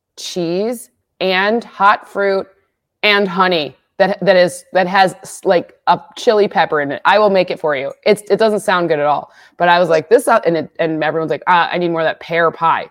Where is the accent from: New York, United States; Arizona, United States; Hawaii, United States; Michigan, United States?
Michigan, United States; now in California, United States; I grew up in Michigan